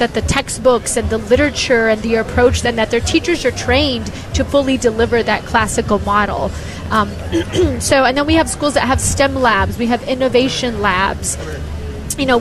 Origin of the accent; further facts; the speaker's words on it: Indiana, United States; I grew up in the Midwest in Indiana